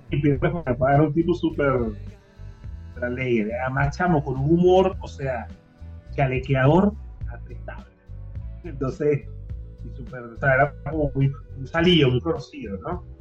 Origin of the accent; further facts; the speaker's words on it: Argentina; Yo soy obviamente del rock argentino, yo soy argentino